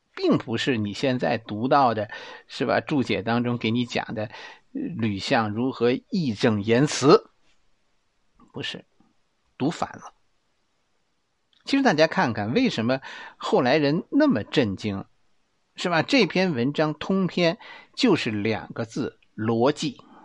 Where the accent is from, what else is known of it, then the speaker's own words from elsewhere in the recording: Beijing, China; accent: Beijing dialect; 用我们北京话来说呀